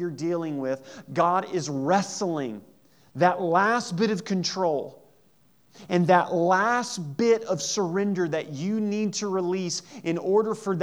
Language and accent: English; Southeast Missouri, United States; in Southeast Missouri we would say, and y'all